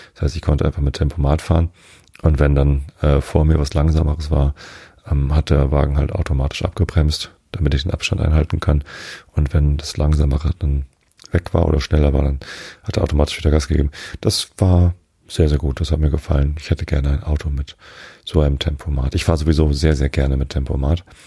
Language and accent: German; Lower Saxony, Germany; ich bin Norddeutscher